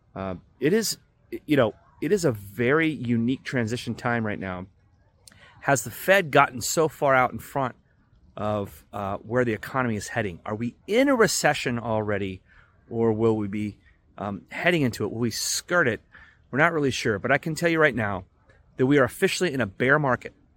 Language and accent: English; Dallas, Texas, United States; I'm from Dallas, Texas